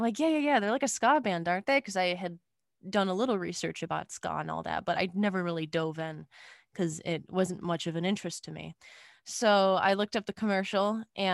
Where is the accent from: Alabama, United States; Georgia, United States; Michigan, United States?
Michigan, United States; Clarkston; I'm from Clarkston, Michigan